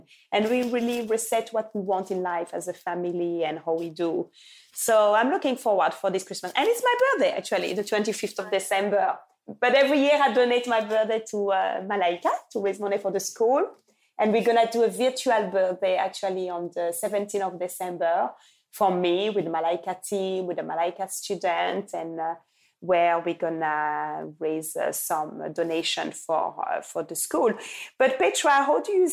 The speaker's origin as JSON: {"language": "English", "country": "Belgium", "tie": "born or raised there", "also_born_or_lived": "Lubumbashi, Congo", "moved": "yes", "lives_now": "England", "said": "I left Congo at 5 when my father died. But I grew up with families in Belgium"}